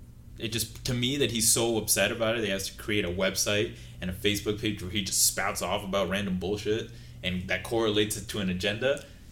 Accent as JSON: {"language": "English", "region": "Utah", "country": "United States", "said": "we're from Utah versus this old man."}